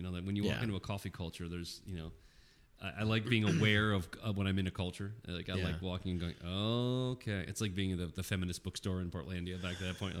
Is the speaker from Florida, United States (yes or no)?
no; Springfield, Massachusetts, United States; moved away as an adult; now in Phoenix area, Arizona, United States; I grew up in outside of Springfield, so where they invented basketball in Springfield.